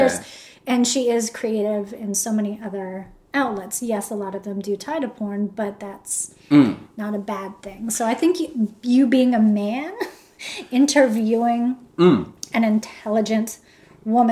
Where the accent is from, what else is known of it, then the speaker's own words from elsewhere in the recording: United States; I'm American